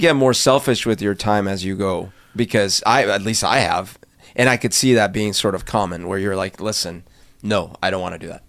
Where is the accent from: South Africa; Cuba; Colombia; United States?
Colombia; moved away; I grew up in Colombia, when I was little